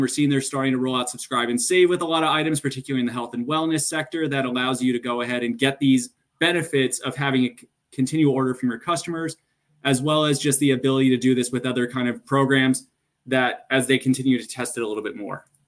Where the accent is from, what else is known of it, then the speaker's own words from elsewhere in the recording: New York, United States; moved away as an adult; also born or lived in New Jersey; now in Boston, United States; born and raised in New York